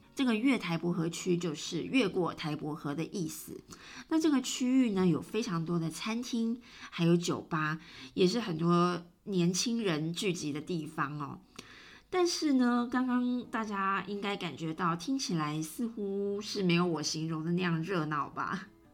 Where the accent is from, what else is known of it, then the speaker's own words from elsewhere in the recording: Taiwan; now in Italy; 像我们台湾人那样子哦，很多事情都依靠网络